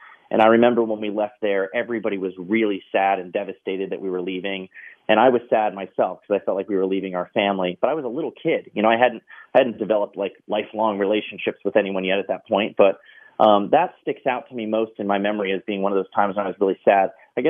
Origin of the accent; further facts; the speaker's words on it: Maryland, United States; I do remember I grew up in Maryland. I was in, we lived in Carroll County, Maryland.